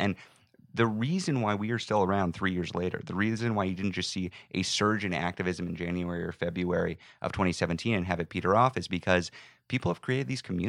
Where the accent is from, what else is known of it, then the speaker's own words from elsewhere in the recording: Texas, United States; Buta, Texas.